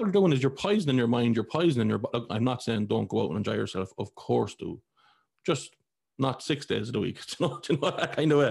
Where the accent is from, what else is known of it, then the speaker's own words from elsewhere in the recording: Ireland; I grew up in Ireland, I was a Catholic.